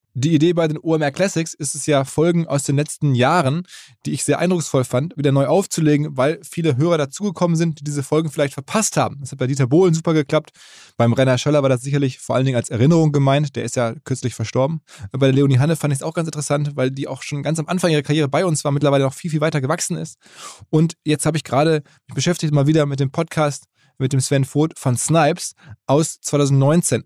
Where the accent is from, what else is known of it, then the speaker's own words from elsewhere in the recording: Essen, North Rhine-Westphalia, Germany; in Essen, meiner Heimatstadt